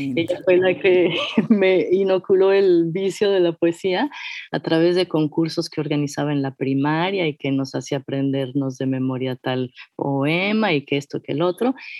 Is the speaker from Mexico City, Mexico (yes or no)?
yes; Mexico City, Mexico; yo soy de la Ciudad de México, soy meramente chilanga